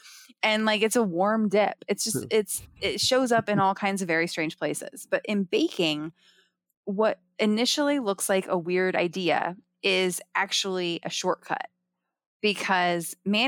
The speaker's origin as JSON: {"language": "English", "region": "Ohio", "country": "United States", "tie": "born or raised there", "said": "I grew up in Ohio. I went to school all over the Midwest."}